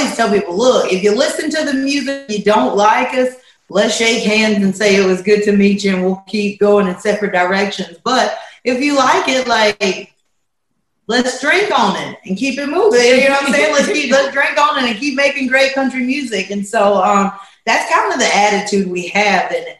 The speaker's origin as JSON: {"language": "English", "town": "Poplarville", "region": "Mississippi", "country": "United States", "tie": "born or raised there", "said": "We grew up in Poplarville, Mississippi"}